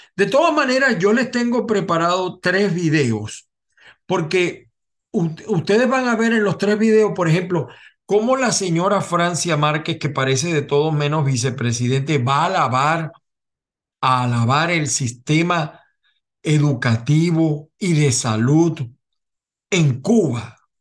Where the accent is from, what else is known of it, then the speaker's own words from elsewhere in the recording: Venezuela; los venezolanos más porque hemos vivido a Chávez y a Maduro